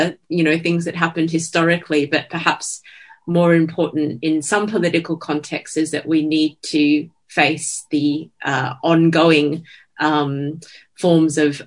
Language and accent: English; Australia; as an Australian